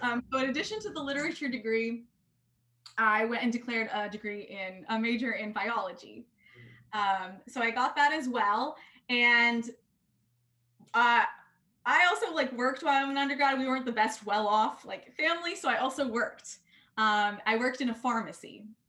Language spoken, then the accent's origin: English; Atlanta, Georgia, United States; I grew up in Atlanta